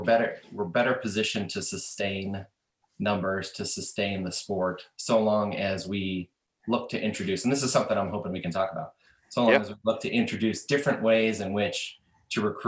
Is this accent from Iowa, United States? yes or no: yes; Des Moines, Iowa, United States; Born and raised in Des Moines